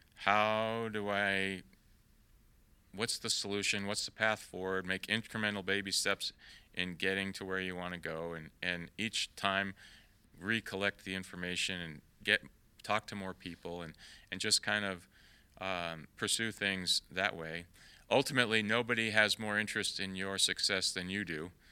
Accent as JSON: {"language": "English", "town": "York", "region": "Maine", "country": "United States", "tie": "born or raised there", "also_born_or_lived": "Salem, Massachusetts", "moved": "yes", "lives_now": "Texas, United States", "said": "I was born in Salem, Massachusetts, but when I was a young boy, we moved to Maine and, and, uh, I spent all my formative years in, in York, Maine, so that's my, definitely my hometown."}